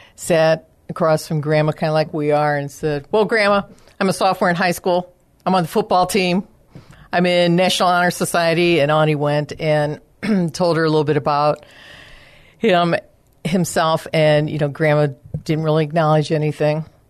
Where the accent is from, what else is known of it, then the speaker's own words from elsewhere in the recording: Chicago, Illinois, United States; moved away as an adult; now in San Antonio, United States; I am originally from the Chicago area.